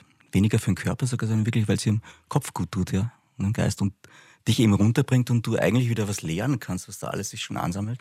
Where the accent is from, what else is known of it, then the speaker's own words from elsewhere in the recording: Upper Austria, Austria; ich bin in Oberösterreich aufgewachsen